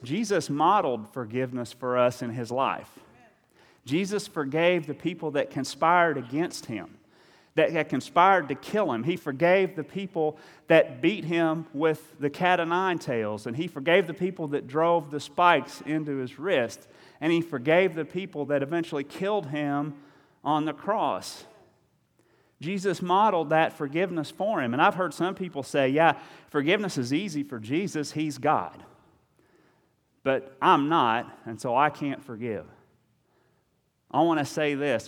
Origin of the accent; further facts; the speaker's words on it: Eastern Kentucky, United States; I'm from Eastern Kentucky